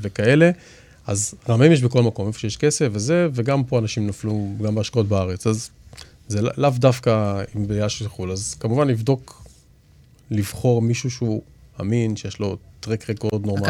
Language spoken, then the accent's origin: Hebrew; Israel; אנחנו ישראלים ואנחנו גם יהודים